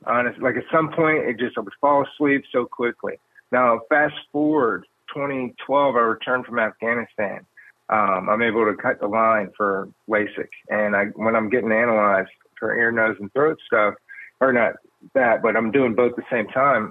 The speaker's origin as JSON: {"language": "English", "town": "Decatur", "region": "Georgia", "country": "United States", "tie": "born or raised there", "said": "I grew up in Decatur, Georgia."}